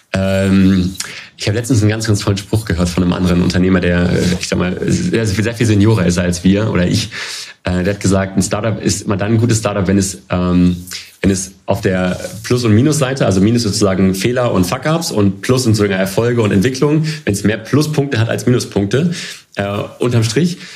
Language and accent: German; Hanover, Lower Saxony, Germany; moved away as an adult; Ich komme äh, gebürtig aus Hannover, bin quasi ein äh, Kind der Stadt